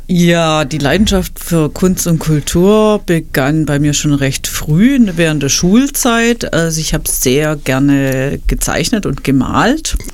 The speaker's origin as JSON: {"language": "German", "town": "Stuttgart", "region": "Baden-Württemberg", "country": "Germany", "tie": "born or raised there", "also_born_or_lived": "Ludwigsburg", "moved": "as an adult", "lives_now": "Schwäbisch Hall, Germany", "said": "ich bin ja Stuttgarterin"}